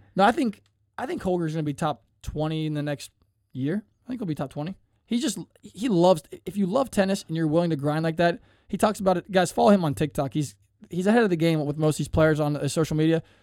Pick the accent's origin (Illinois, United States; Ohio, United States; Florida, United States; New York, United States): Ohio, United States; Cincinnati; I'm from Cincinnati